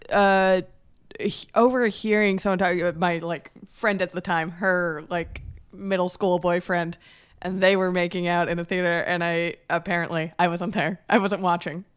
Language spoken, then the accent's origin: English; Miami Beach, Florida, United States; I'm from, uh, Miami Beach